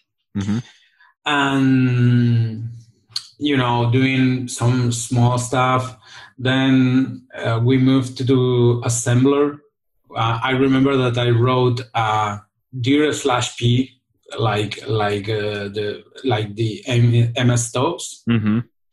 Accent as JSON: {"language": "English", "town": "Barcelona", "region": "Catalonia", "country": "Spain", "said": "I'm from Barcelona, Spain"}